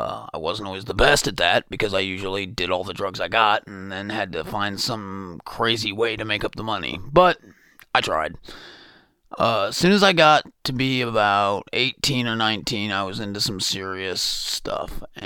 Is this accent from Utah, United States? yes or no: no; Bloomington, Indiana, United States; I was born in Bloomington, had an absolutely wonderful childhood